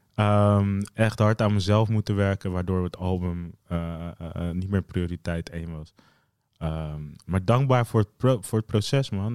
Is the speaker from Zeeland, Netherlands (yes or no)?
yes; Zeeland, Netherlands; moved away as an adult; also born or lived in The Hague; Ik ben opgegroeid in Zeeland